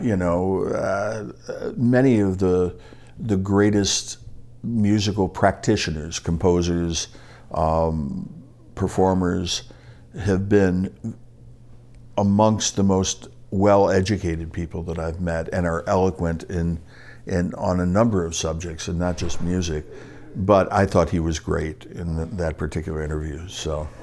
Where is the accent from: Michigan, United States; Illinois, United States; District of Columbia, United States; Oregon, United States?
Illinois, United States; Oak Park; I grew up in Oak Park, Illinois